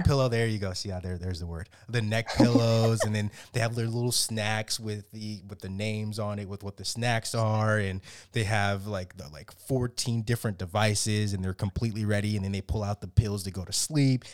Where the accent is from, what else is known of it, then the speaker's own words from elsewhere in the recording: South Florida, United States; now in Maryland, United States; I grew up in South Florida